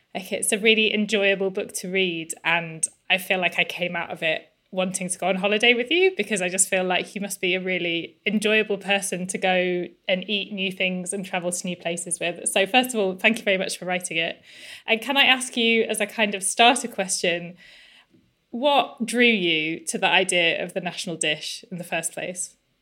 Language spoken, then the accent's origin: English; England, United Kingdom; I'm English